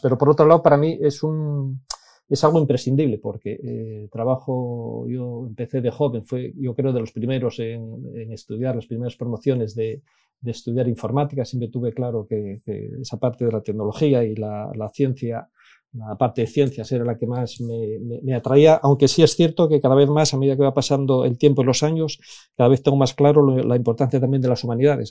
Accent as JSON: {"language": "Spanish", "town": "Infiesto", "region": "Asturias", "country": "Spain", "tie": "born or raised there", "accent": "Asturian", "said": "Muy, muy asturiano, nací efectivamente en, en Infiesto."}